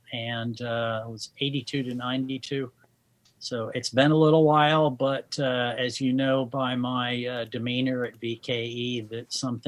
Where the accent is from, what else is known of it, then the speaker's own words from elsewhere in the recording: Guam; born there; when I was born on Guam, there were still 23 Japanese soldiers on the island who were not aware that the war was over.